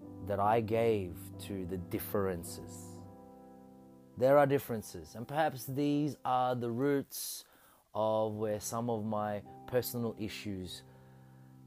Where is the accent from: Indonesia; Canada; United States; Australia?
Australia; I'm a hyphenated Filipino-Australian